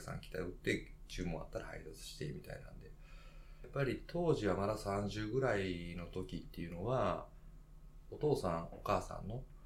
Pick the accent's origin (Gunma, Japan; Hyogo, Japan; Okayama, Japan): Hyogo, Japan; Kobe; also born or lived in Osaka; 僕は、まあ、神戸出身だったんですけど